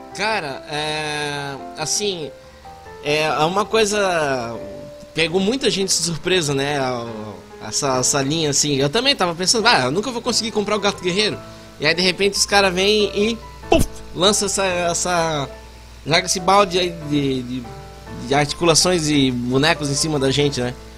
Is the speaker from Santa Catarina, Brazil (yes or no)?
yes; Blumenau, Santa Catarina, Brazil; Eu sou de Blumenau, Santa Catarina, a terra do Chope!